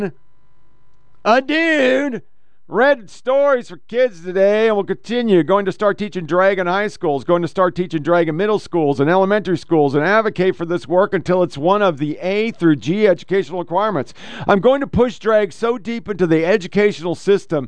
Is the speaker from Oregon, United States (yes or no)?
yes; Oregon, United States; I was born in Oregon.